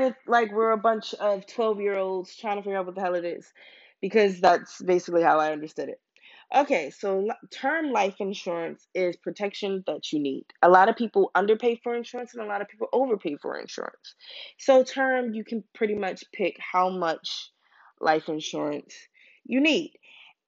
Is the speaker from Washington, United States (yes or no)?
no; Baltimore, Maryland, United States; now in Pennsylvania, United States; I'm from Baltimore